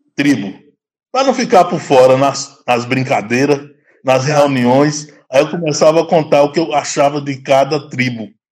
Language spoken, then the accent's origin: Portuguese; Juazeiro, Bahia, Brazil; moved away as an adult; now in Gambia; eu sou da, da Bahia, Juazeiro. Hã? me formei em, em Juazeiro mesmo